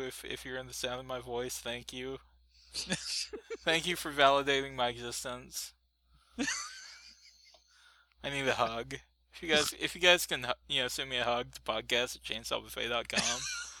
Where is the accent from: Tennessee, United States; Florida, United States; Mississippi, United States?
Tennessee, United States; Scott County; I grew up in Scott County, which is right on the Tennessee-Kentucky border.